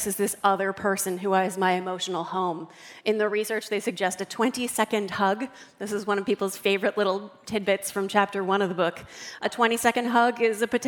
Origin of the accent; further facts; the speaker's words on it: Northern Delaware, United States; I'm from Northern Delaware